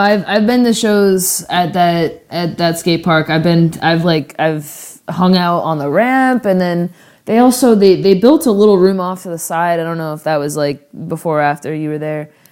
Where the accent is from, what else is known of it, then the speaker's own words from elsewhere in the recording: Florida, United States; now in West Coast, United States; growing up in Florida